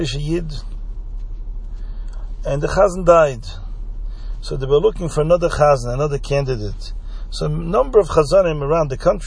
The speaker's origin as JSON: {"language": "English", "country": "Belgium", "tie": "born or raised there", "said": "where I grew up in Belgium"}